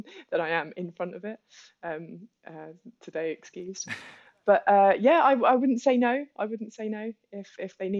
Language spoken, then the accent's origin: English; London, United Kingdom; as a Londoner walking through the streets of Soho